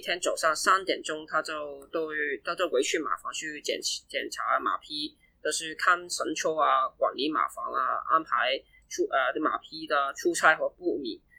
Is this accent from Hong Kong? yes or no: yes; Hong Kong; also born or lived in Guangzhou; 我在一两岁的时候就跟我爸妈一起来香港